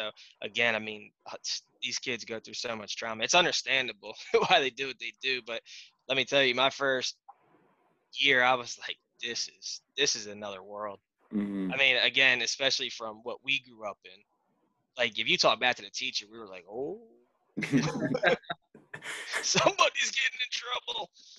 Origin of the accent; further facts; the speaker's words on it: Delaware, United States; 30 years old, born and raised in the first state, the great state. We'll never leave the great state. I'm actually living up in Claymont, Delaware now.